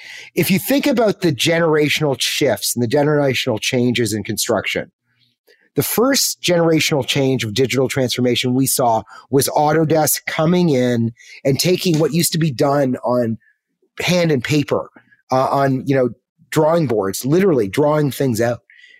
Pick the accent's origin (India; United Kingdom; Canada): Canada; let me get on a plane, go back. I was from Canada at the time. Let's go back to Canada and let's find a tech job.